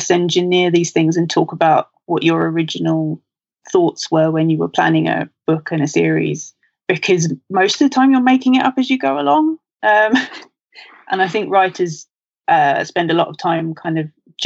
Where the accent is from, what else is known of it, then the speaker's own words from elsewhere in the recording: London, United Kingdom; I'm from London